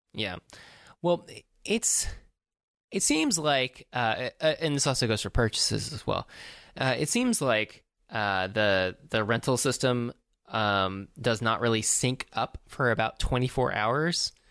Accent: East Coast, United States; now in Southern California, United States; I'm from the East Coast

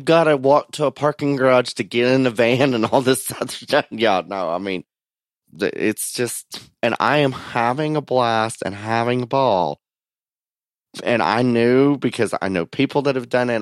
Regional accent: United States; born or raised there

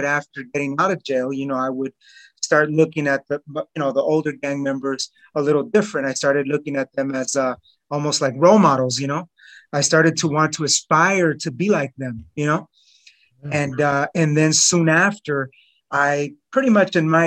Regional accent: Los Angeles, California, United States; also born or lived in North Hills, Los Angeles; I grew up in East Los Angeles.

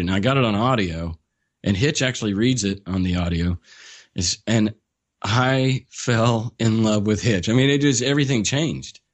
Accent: Oklahoma, United States; born and raised in Oklahoma, small rural town, population twenty-five hundred

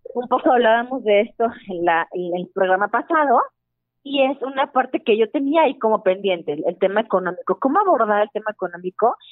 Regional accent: Guadalajara, Jalisco, Mexico; moved away; yo soy de Guadalajara

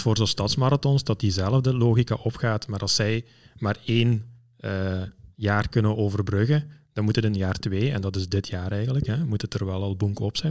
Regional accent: Belgium; als Belgen

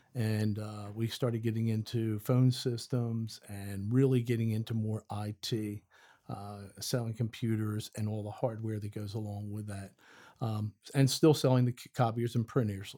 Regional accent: outside of Philadelphia, Pennsylvania, United States; moved away as an adult; now in Forest, United States; I'm actually from outside of Philadelphia, Pennsylvania.

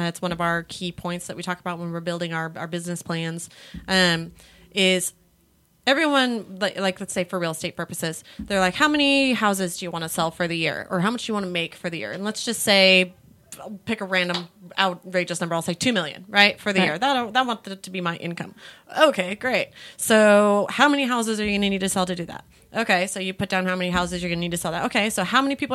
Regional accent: California, United States; now in Texas, United States; I'm back in California because I'm also from California

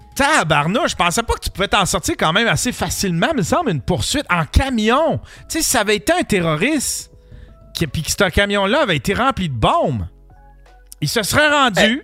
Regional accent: Abitibi, Quebec, Canada; quand j'étais jeune, pis en Abitibi

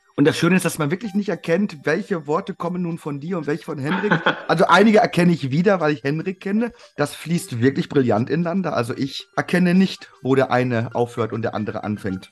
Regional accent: Cologne, North Rhine-Westphalia, Germany; muss ich als Kölner

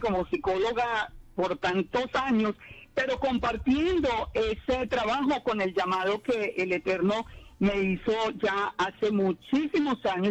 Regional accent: Armenia, Quindío, Colombia; moved away as an adult; also born or lived in Long Island, United States; now in United States; yo nací en Armenia, en Colombia, y, y allá, bueno, viví prácticamente toda mi vida

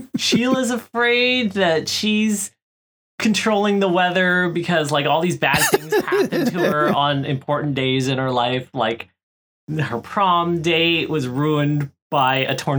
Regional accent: Florida, United States; I grew up in Florida

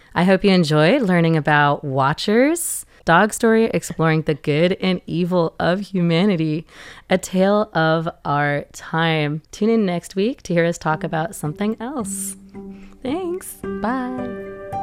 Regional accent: Seattle, Washington, United States; moved away; Originally, I was from Seattle, Washington, in the U S A, and I grew up with a family that read together

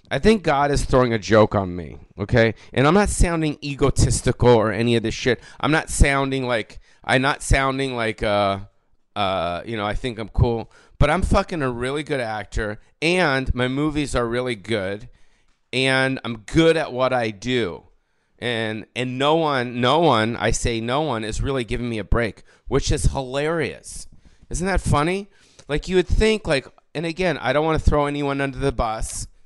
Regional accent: Canada; This is going to sound weird, but I'm Canadian, so please understand that I do mean well

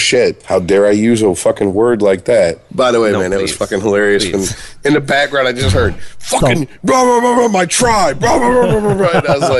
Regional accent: Ireland; I'm Irish.

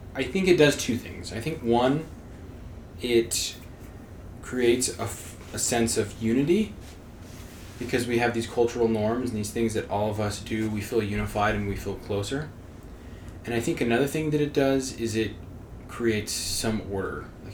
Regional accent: Wyoming, United States; So we all grew up in Wyoming, right?

